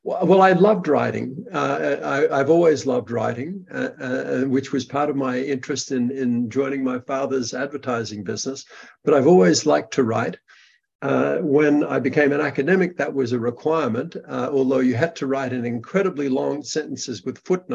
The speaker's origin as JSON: {"language": "English", "town": "Brisbane", "region": "Queensland", "country": "Australia", "tie": "born or raised there", "moved": "yes", "said": "In Australia, in Brisbane, Australia"}